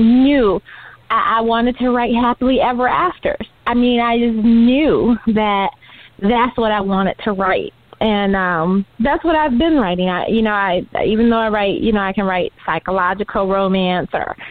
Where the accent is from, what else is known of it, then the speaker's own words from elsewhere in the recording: Detroit, Michigan, United States; We grew up on Tolkien and Austen and Shakespeare, you know, unlike other kids in Detroit